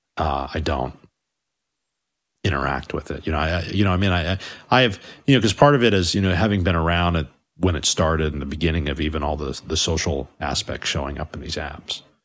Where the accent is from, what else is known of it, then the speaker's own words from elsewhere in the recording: United States; I do think of myself as an American